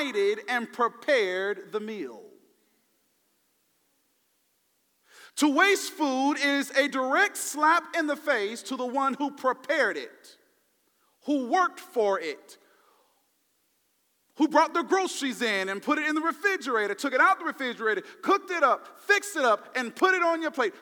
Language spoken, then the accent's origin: English; the South, United States; Now I'm from the South